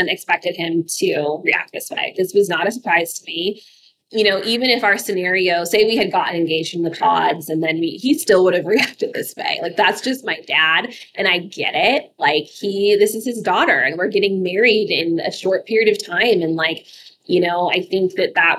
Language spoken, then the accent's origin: English; Alaska, United States; I grew up in Alaska